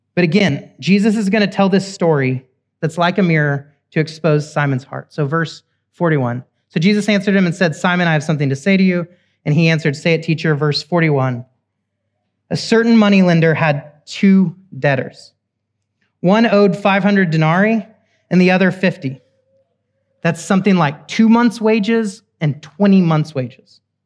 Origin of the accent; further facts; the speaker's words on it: Oklahoma, United States; I'm from Oklahoma, cowboys and Indians.